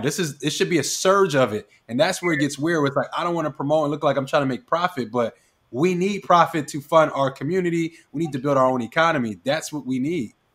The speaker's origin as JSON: {"language": "English", "town": "Philadelphia", "region": "Pennsylvania", "country": "United States", "tie": "born or raised there", "said": "I was born in Philly."}